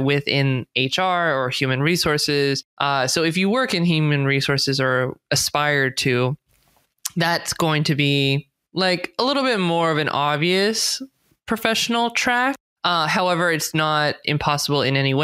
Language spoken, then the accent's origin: English; California, United States; accent: American; I speak with an American accent. I was born and raised in California, so I'm a U.S. citizen.